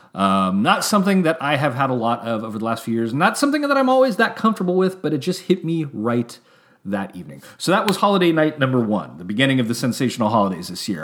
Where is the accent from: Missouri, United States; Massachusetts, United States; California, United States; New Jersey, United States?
California, United States; Santa Rosa; also born or lived in San Francisco / Atascadero / Oakland; I was born in San Francisco. And then we moved to a small hick town called the Tascadero. And then we moved to a medium-sized town, Santa Rosa.